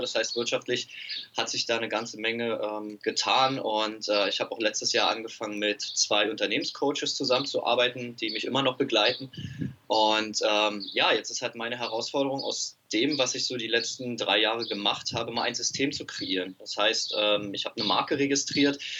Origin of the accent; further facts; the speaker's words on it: Berlin, Germany; Ich komme aus Berlin